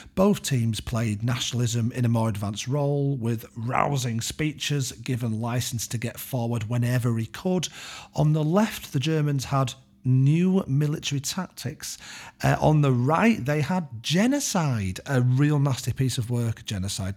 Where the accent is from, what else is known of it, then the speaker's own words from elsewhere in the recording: United Kingdom; the British education system has somewhat shielded me